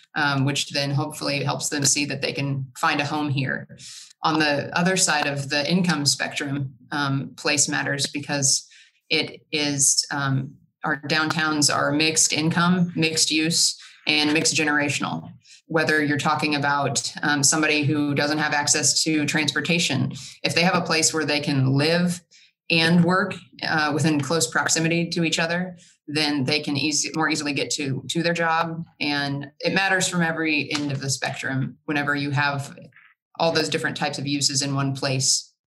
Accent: Evansville, Indiana, United States; also born or lived in Charlotte, North Carolina; I grew up in Evansville

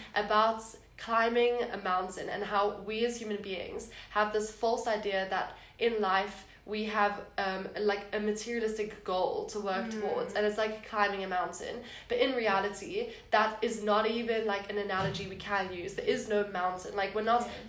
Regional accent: Cape Town, Western Cape, South Africa; now in Stellenbosch, South Africa; I am from Cape Town

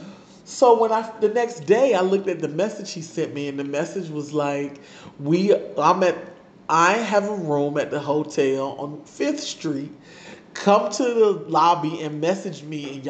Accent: Virginia Beach, Virginia, United States; moved away; I'm from Virginia Beach

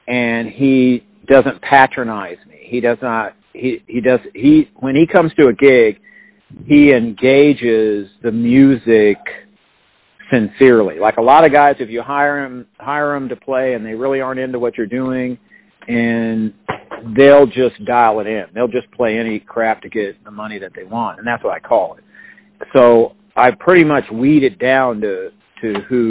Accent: Paola, Kansas, United States; I grew up in Paola, Kansas.

